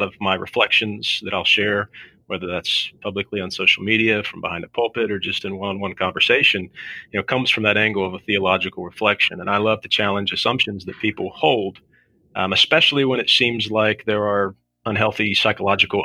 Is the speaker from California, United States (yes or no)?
no; South Shore, Kentucky, United States; moved away as an adult; now in Southern Ohio, United States; I grew up on the Kentucky side and migrated over here to Ohio after I got married